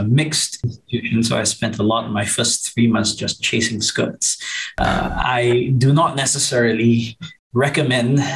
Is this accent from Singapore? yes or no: yes; Singapore; growing up in Singapore